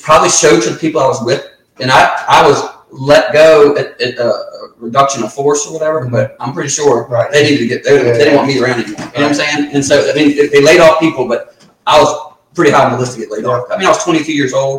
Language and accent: English; Surry County, Virginia, United States; I'm from Surrey